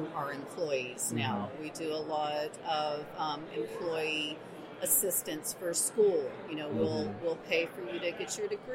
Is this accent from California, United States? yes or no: no; Texas, United States; moved away as an adult; also born or lived in New Mexico; now in Alamogordo, United States; I'm actually a Texan. So I was in West Texas for years and years and then finally moved to the mountains of New Mexico